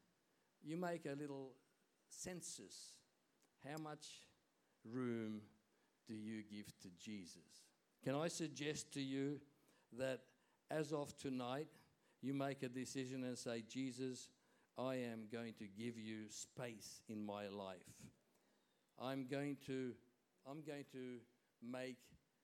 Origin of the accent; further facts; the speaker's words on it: Hungary; moved away; I was born in Hungary, you know that, and in Hungarians we always used to celebrate Christmas Eve